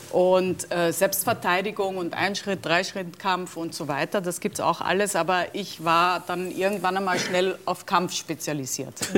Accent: Austria; moved away; also born or lived in Germany; als Österreicherin konnte ich

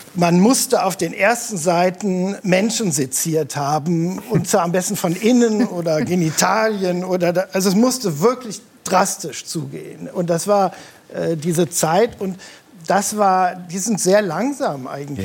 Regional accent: Rhineland, Germany; ich bin ja im Rheinland geboren

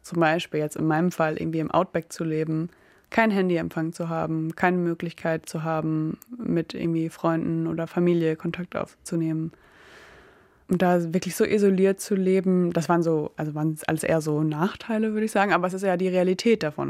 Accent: Emsland, Lower Saxony, Germany; moved away as an adult; also born or lived in near Oldenburg; now in Bremen, Germany; Also ich bin in der Nähe von Oldenburg geboren und dann im Emsland aufgewachsen, in einem kleinen Dorf.

